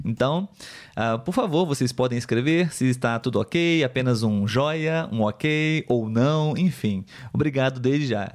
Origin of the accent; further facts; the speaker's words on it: Brazil; first language Portuguese; Eu sou brasileiro, nativo de português